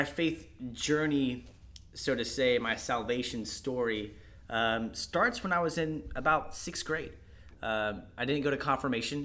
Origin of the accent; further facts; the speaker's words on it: Florida, United States; your average, I guess, upbringing in Florida.